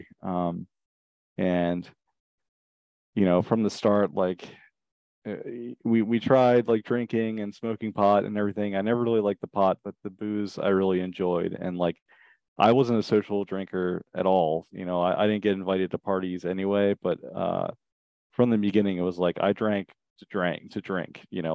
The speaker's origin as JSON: {"language": "English", "town": "Richmond", "region": "Virginia", "country": "United States", "tie": "born or raised there", "moved": "yes", "lives_now": "Vermont, United States", "said": "I grew up in Richmond, Virginia, in the suburbs"}